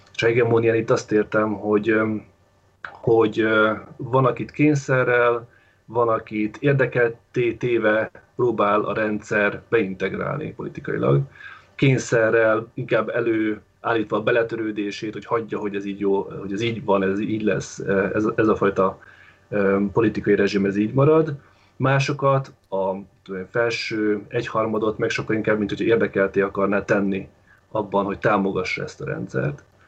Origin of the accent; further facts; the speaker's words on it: Baja, Bács-Kiskun, Hungary; moved away; Én Baján vagyok, Bácskiskun megyében, itt születtem és itt vagyok kettő hónapja